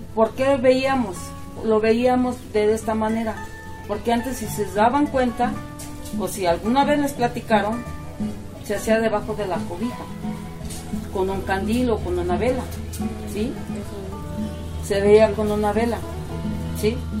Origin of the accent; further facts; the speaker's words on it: Mexico; Yo soy de aquí, de Sopotla, que nací, aquí pues crecí